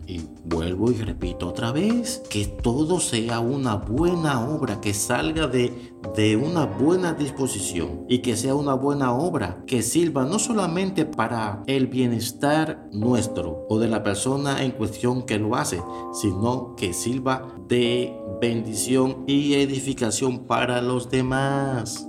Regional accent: Dominican Republic; desde aquí, desde la República Dominicana

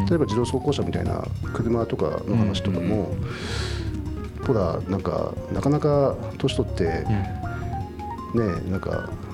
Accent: Doto, Hokkaido, Japan; now in Sapporo, Japan; 僕も道東出身で

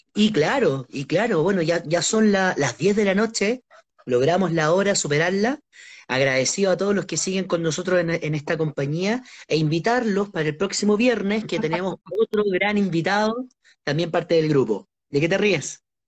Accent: Santiago, Santiago Metropolitan, Chile; lo que nos dicen a los santiaguinos

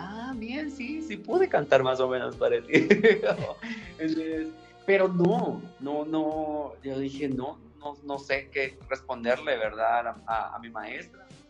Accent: Guatemala City, Guatemala Department, Guatemala; also born or lived in Mexico City; Soy de la Nueva Guatemala, o sea, ciudad de Guatemala la Nueva Guatemala de Asunción, Ciudad de Guatemala

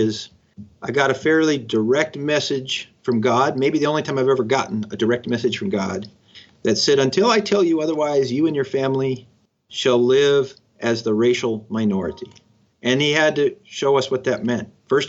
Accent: Cokato, Minnesota, United States; moved away as an adult; also born or lived in Chicago; growing up in Cokato, Minnesota, population 1,700 people, right? Where everybody was Scandinavian.

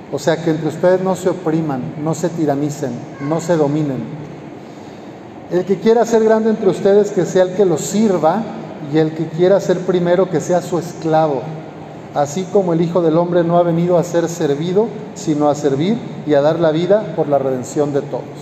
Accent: Lagos de Moreno, Jalisco, Mexico; pero sí he caminado una ocasión ya de ahí de mi pueblo, de Lagos de Moreno

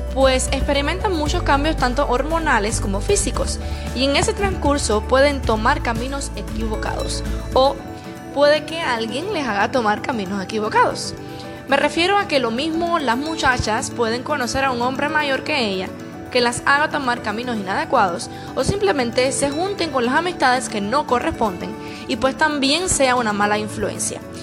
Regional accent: Cuba; Esa es una frase que decimos en mi país

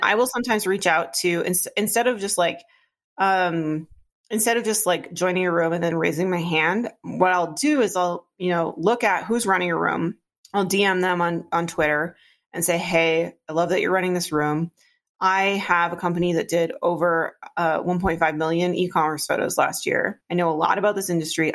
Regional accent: Iron Range, northern Minnesota, United States; now in Minneapolis, United States; I grew up in on the Iron Range in northern Minnesota.

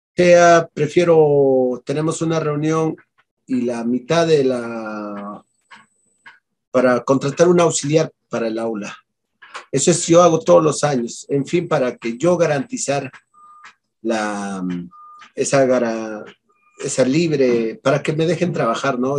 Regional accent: La Mar Province, Ayacucho, Peru; Como yo soy acá de Ayacucho y de la provincia de La Mar

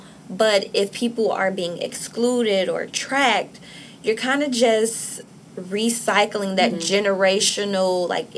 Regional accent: Chicago, Illinois, United States; moved away; I'm from Chicago

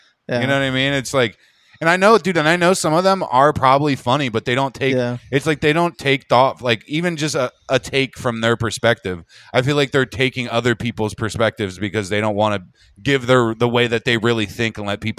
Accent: Harrisburg, Pennsylvania, United States; moved away; Harrisburg, like, Pennsylvania, where I grew up.

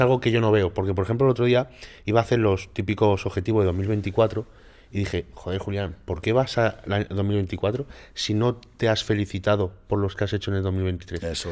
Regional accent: Málaga, Andalusia, Spain; soy de Málaga, soy

